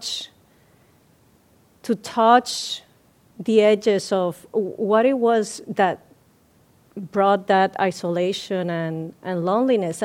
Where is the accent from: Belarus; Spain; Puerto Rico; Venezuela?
Puerto Rico; moved away; I'm from Puerto Rico, and my cultural heritage comes from the African, the Spaniard, and the indigenous people